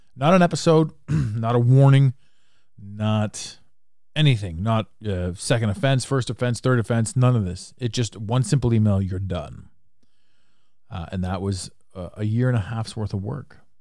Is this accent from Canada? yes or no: yes; Canada; accent: Canadian; now in Toronto, Canada